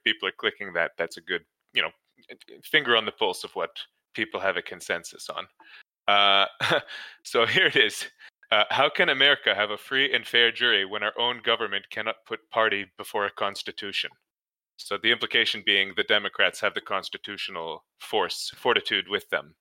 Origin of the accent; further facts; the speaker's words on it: Canada; as a Canadian